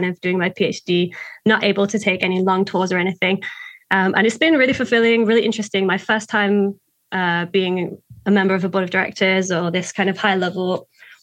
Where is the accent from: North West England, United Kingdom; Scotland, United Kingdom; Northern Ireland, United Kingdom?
North West England, United Kingdom; Lake District; moved away as an adult; also born or lived in China; now in Vancouver, Canada; I grew up in the Lake District in England, which is a very hilly